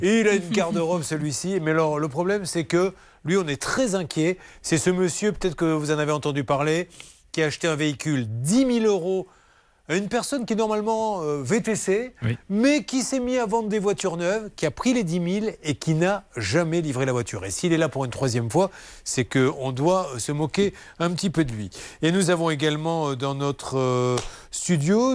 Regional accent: Bordeaux, Nouvelle-Aquitaine, France; accent: Bordeaux; J'ai un accent, un accent de Bordeaux

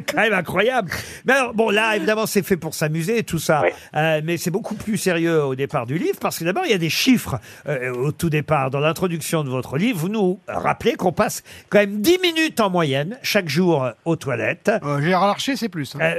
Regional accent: France; chez nous en France

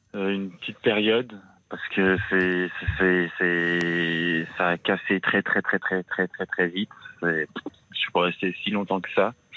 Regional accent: France; j'étais, j'étais, euh, j'étais en France

